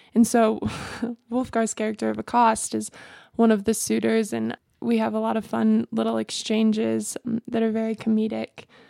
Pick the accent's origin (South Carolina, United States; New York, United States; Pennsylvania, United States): South Carolina, United States; Greenville; moved away as an adult; also born or lived in Cleveland, Ohio; I grew up in Greenville, South Carolina